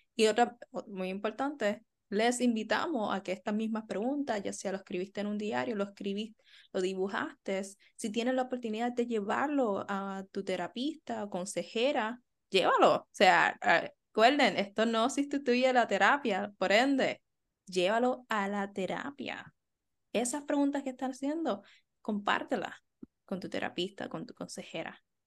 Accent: Puerto Rico; somos puertorriqueños

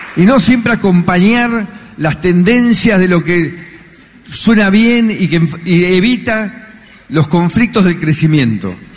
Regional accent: Argentina; Luchar es lo que nos define como argentinos

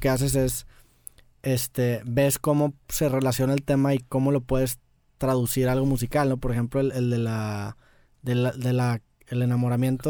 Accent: Mexico; nosotros como mexicanos

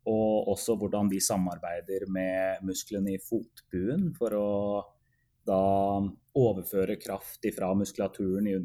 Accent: Oslo, Norway; moved away as an adult; now in Edmonton, Canada; før jeg fullførte masterløpet hjemme i Oslo igjen i 2016. Og etter fullført masterløp så flytta jeg faktisk permanent til Edmonton for å, for å starte en doktorgrad her

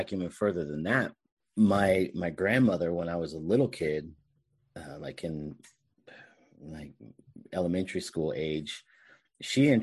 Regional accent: Bay Area, California, United States; I'm from the Bay Area, so we had all sorts of radio stations

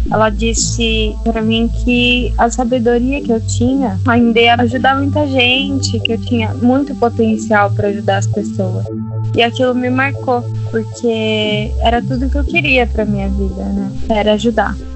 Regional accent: Minas Gerais, Brazil; now in São Paulo, Brazil; sou mineira, morando em São Paulo

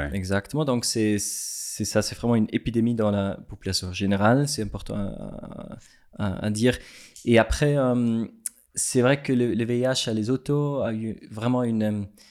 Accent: Switzerland; French is a second language; also born or lived in Lesotho; je suis suisse

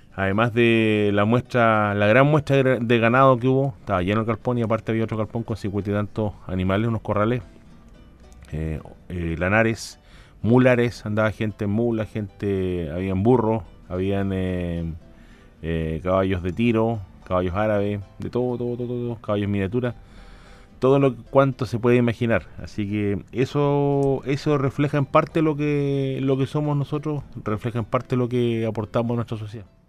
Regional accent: Chile; como chileno, como chileno nosotros

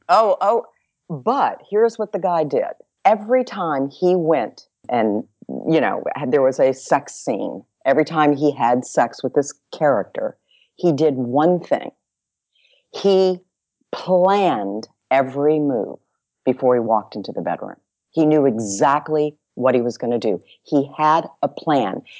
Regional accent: Dallas, Texas, United States; I'm from Big D. Little A double L A S

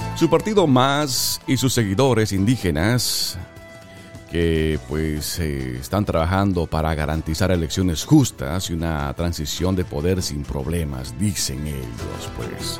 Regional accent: Bolivia; mi querida tierra Bolivia

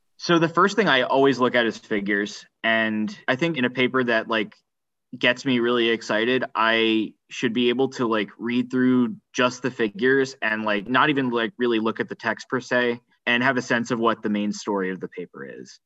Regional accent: New Jersey, United States; moved away as an adult; also born or lived in California; now in Princeton, United States; I'm from New Jersey originally, so I'm happy to be back

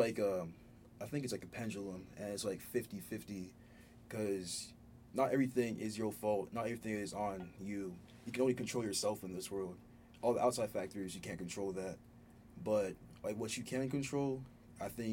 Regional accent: Ghana; moved away; I was born in Ghana originally, raised in an African household.

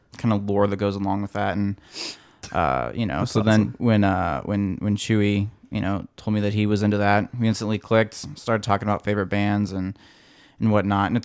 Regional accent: Colorado, United States; now in California, United States; Born and raised in Colorado.

